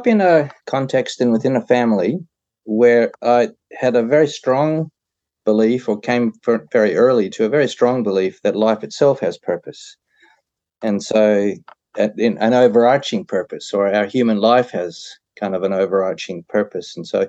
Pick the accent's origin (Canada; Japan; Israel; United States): Canada; The accent, I suppose I'm a Canadian, so you'll have to say it.